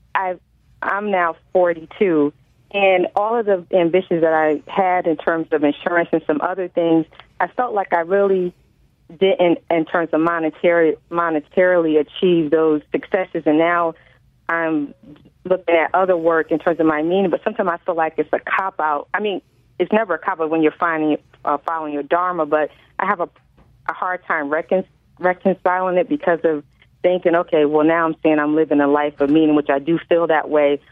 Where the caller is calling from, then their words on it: New Haven, Connecticut, United States; I'm calling from uh, New Haven, Connecticut